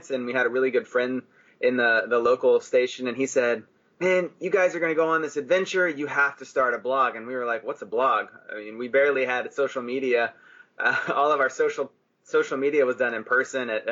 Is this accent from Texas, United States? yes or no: yes; Texas, United States; moved away as an adult; we grew up in Texas